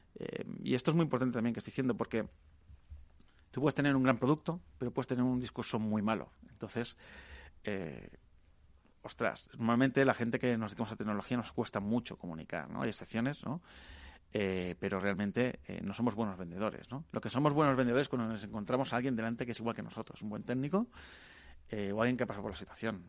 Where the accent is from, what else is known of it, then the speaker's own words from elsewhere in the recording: Catalonia, Spain; yo que soy catalana